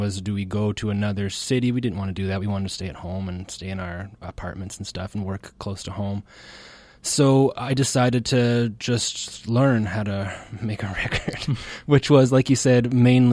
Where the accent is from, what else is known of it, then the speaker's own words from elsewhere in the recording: Ontario, Canada; now in Nova Scotia, Canada; I was born in Ontario